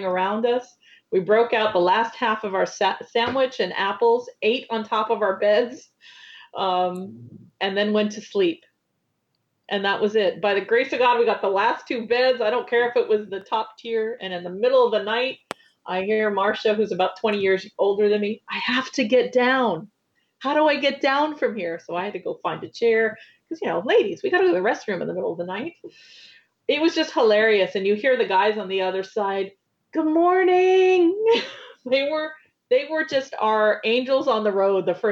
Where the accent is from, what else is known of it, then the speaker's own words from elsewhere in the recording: New York, United States; That's part of being a New Yorker